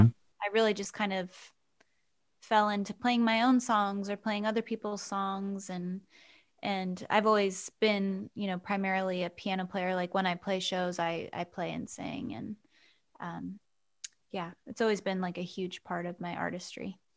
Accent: Keene, New Hampshire, United States; moved away as an adult; also born or lived in Boston; now in Nashville, United States; I was born in Keene, New Hampshire. It's like a small New England town. And, uh, yeah, I, I grew up there, and then I went to college in Boston.

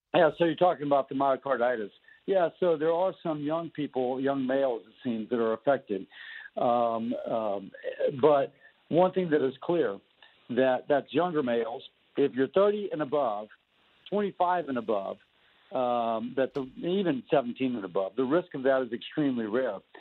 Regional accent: Baton Rouge, Louisiana, United States; my hometown, by the way, Baton Rouge

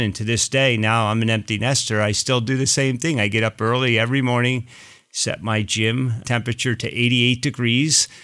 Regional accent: Pennsylvania, United States; also born or lived in New Jersey; I was born in New Jersey and then lived, you know, after four my, the rest of my life in Pennsylvania.

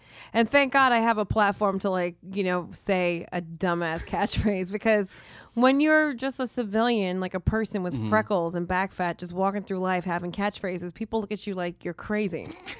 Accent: New Jersey, United States; born or raised there

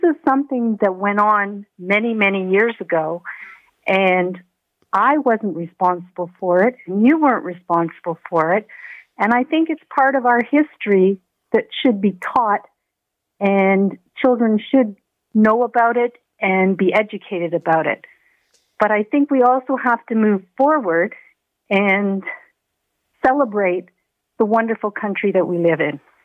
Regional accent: Toronto, Ontario, Canada; also born or lived in Scotland; now in Mississauga, Canada; I came from Scotland in 1957 and I was raised in Toronto

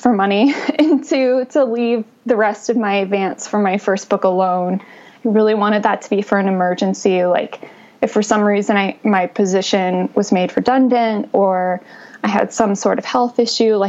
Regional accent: Arizona, United States; moved away as an adult; also born or lived in Williamsburg, Virginia / New York City; I'm originally from Arizona, so even Arizona to Manhattan was a really big leap

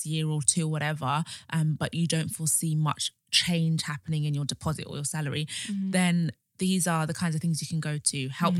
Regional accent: London, United Kingdom; moved away as an adult; also born or lived in Birmingham / Enfield; now in Essex, United Kingdom; I am a Londoner.

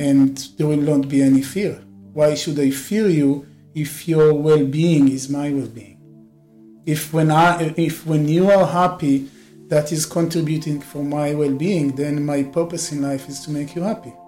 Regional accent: Israel; moved away as an adult; now in India; I grew up in Israel, and uh, like many people in Israel, I went to the army

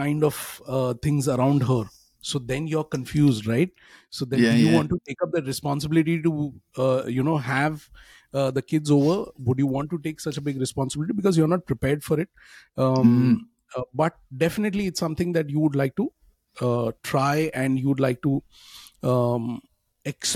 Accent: India; moved away; as a family, we are from India

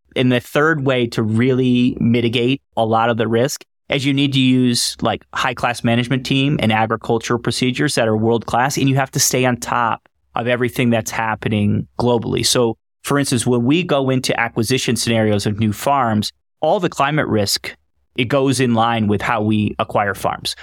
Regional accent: Raleigh, North Carolina, United States; accent: Raleigh, North Carolina English accent; moved away as an adult; also born or lived in Bermuda / Hong Kong; now in Colombia; I grew up in Raleigh, North Carolina, went to N C State

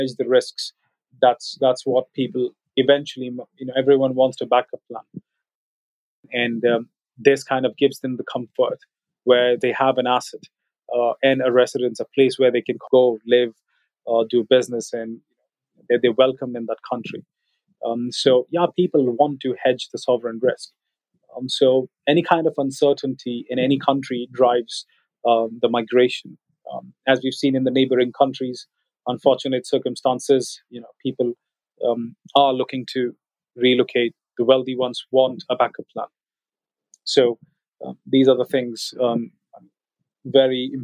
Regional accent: India; our Indian passport

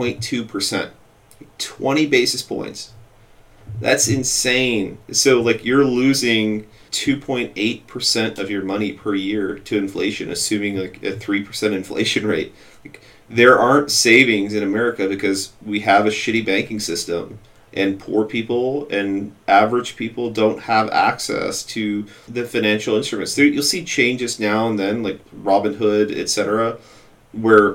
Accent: United States; I'm an American

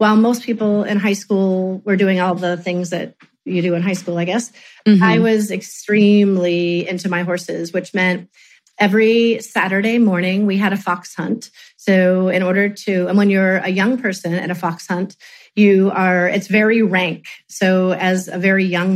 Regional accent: Cincinnati, Ohio, United States; moved away as an adult; also born or lived in Evansville, Indiana; now in Grand Rapids, United States; I grew up in Cincinnati

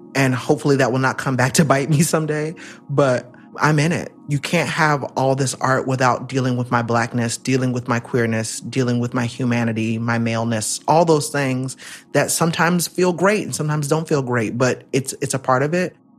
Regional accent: Central Florida, United States; I was born and raised in Florida, Central Florida

